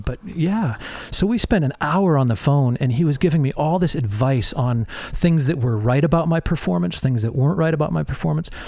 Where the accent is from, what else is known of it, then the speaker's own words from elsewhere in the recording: Holland, Michigan, United States; also born or lived in England; I grew up in a, uh, a little town called Holland, Michigan